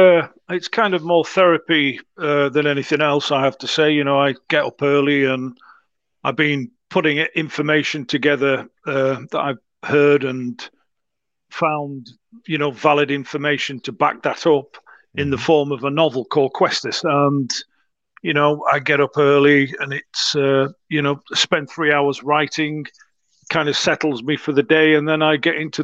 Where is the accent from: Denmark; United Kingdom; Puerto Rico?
United Kingdom; England; born there; And, of course, I was born in England, and my family ended up in England.